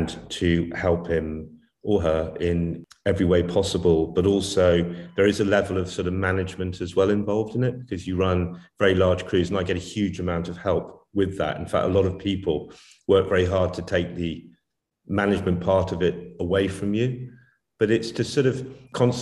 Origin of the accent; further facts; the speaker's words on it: Warwickshire, West Midlands, United Kingdom; I'm from England. Yeah, I was born in Warwickshire in England